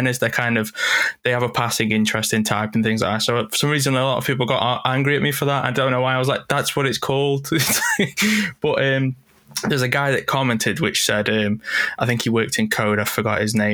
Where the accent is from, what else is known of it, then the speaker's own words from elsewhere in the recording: United Kingdom; I'm British.